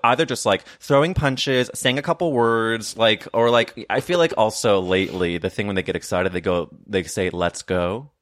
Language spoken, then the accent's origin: English; St. Louis, Missouri, United States; I'm from Saint Louis